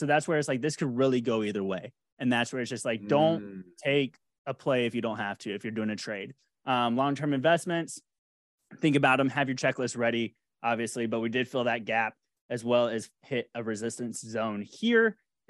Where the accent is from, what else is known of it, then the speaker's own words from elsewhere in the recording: Jacksonville, Florida, United States; That was from my childhood growing up. 100. I grew up in Duval.